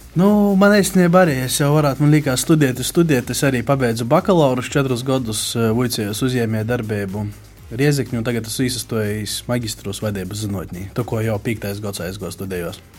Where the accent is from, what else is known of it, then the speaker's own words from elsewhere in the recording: Daugavpils municipality, Latgale, Latvia; also born or lived in Rēzekne; Es pats vispār esmu, nu, no Daugapils novada, tagad jau no augšdaļgavas novada, pabeidzuši poģu vidusskolu